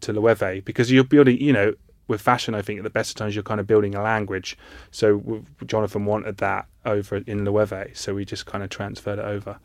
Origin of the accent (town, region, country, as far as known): Ipswich, East of England, United Kingdom